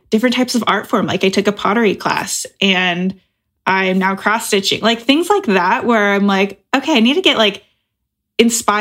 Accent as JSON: {"language": "English", "region": "Oregon", "country": "United States", "moved": "yes", "lives_now": "Chicago, United States", "said": "I'm originally from Oregon."}